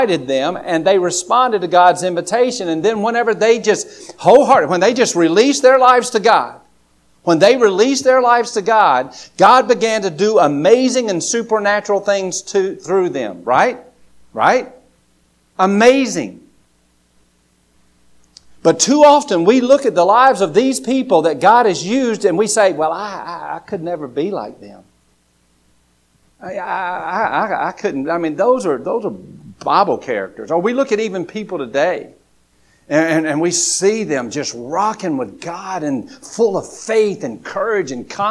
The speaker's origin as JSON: {"language": "English", "country": "United States", "said": "I live in America"}